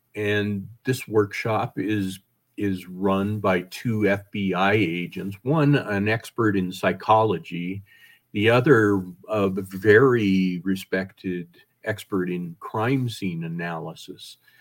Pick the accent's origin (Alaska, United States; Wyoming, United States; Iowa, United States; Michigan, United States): Wyoming, United States; I grew up in Wyoming